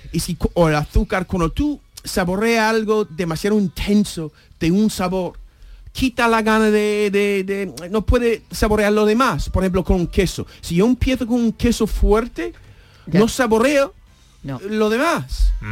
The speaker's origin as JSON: {"language": "Spanish", "town": "Seville", "region": "Andalusia", "country": "Spain", "said": "este cochinillo que he comido en la bodega de mi tierra en Sevilla"}